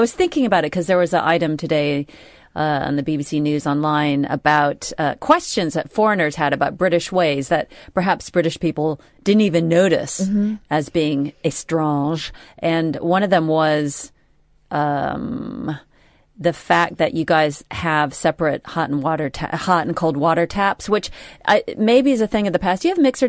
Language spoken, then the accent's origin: English; United States; moved away as an adult; now in United Kingdom; I moved here in the mid-80s. Yeah. Or, you know, 84. And as an American...